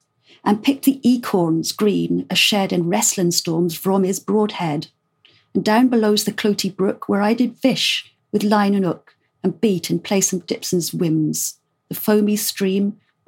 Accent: South West England, United Kingdom; I'm Cornish myself, even though I've completely lost the accent.

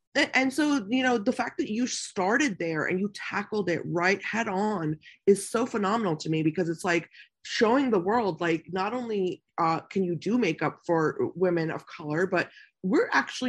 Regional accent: United States; So when I was raised here in America, it was almost like, you know, you couldn't do that, you know, because there weren't any options.

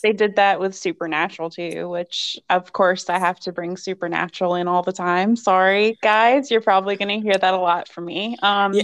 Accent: Bent Mountain, Virginia, United States; I grew up in Bent Mountain. It was like this kind of um, woodsy area, kind of in the rural area

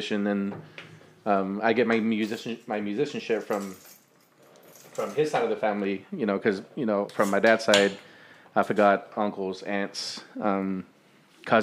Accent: Hebbronville, Texas, United States; also born or lived in Los Banos, California; I was small. I was like a baby when I moved to Texas.

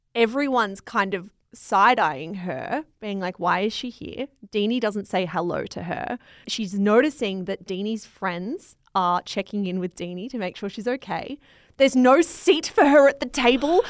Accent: Australia; I'm Australian

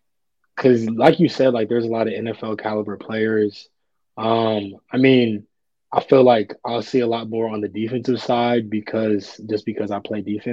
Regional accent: Georgia, United States; moved away as an adult; also born or lived in California; now in Chicago, United States; I'm from Georgia. I went to college in California.

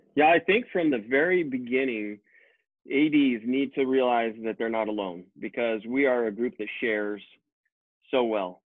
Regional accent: Boise, Idaho, United States; I was born and raised right here in Boise, Idaho

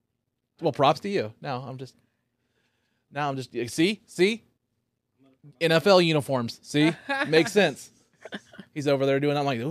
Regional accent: the South, United States; especially, you know, growing up in the South, yes, especially that, hear those little things, is just, it's amazing.

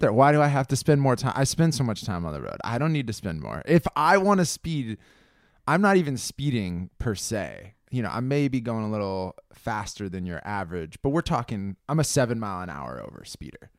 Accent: California, United States; This is what we Californians grew up

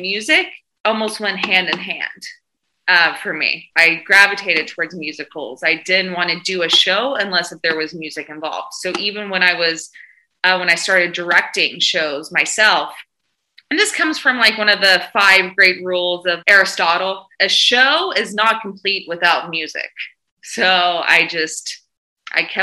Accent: the South, United States; I'm from the South.

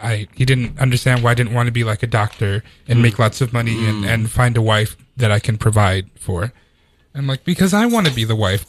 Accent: El Salvador; moved away; I'm a very very Latino person because I was born in El Salvador and I came here.

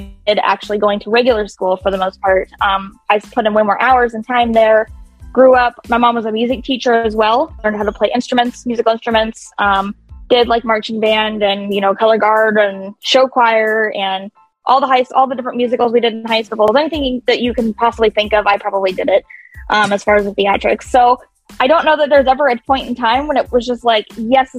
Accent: Kansas City, United States; now in Des Moines, United States; I grew up in Kansas City. I'm actually not originally from Iowa

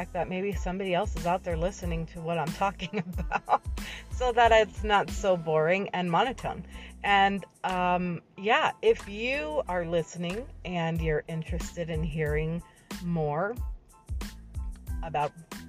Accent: New Jersey, United States; born there; now in Florida, United States; I live in Florida. I was born in New Jersey. I am from both places, I say equally, because I've been in both places equal amount of time.

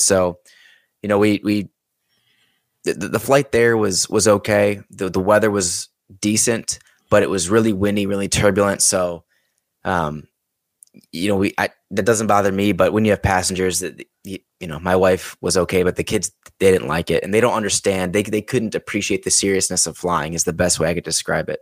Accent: Chicago, Illinois, United States; moved away; I'm from Chicago originally.

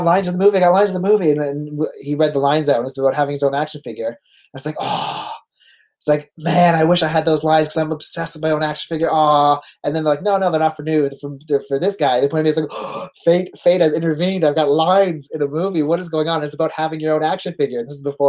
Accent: Canada; accent: Canadian; I'm born in Canada. Like, yeah, we can kind of hear a Canadian accent. I was like, because I'm from Canada.

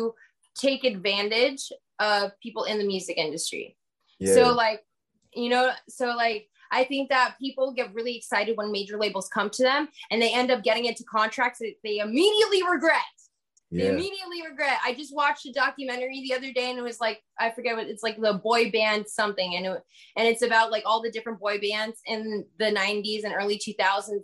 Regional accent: Broward County, Florida, United States; I'm from Broward County

